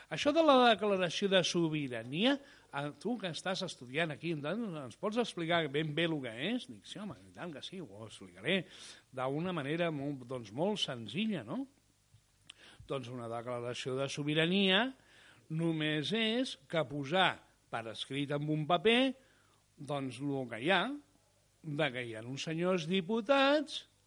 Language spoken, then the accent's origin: Catalan; Catalonia, Spain